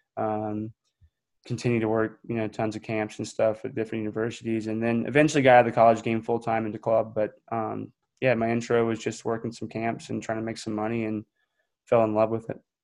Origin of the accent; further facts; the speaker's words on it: just outside of Raleigh, North Carolina, United States; I grew up just outside of Raleigh, um, so in the Triangle area.